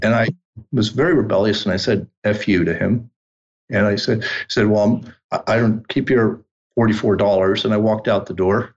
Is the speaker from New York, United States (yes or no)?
yes; New York City, New York, United States; also born or lived in Milan, Italy / Turin, Italy; I was born in New York City, but at age three, returned to Italy